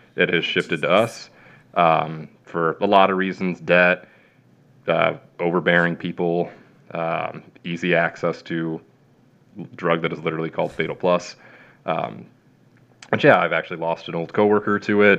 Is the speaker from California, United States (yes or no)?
no; Plainfield, Illinois, United States; moved away; also born or lived in central Kansas; I'm from Plainfield, Illinois